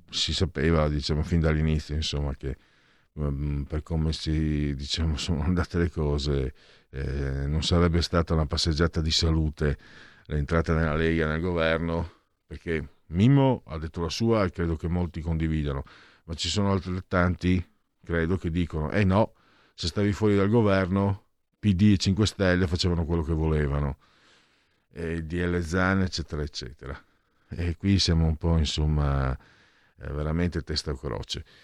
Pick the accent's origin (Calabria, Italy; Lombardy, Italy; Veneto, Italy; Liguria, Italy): Lombardy, Italy; Milan; Da milanese avere altri 5 anni di immobilismo di sinistra mi pesa, ma gli elettori hanno sempre ragione.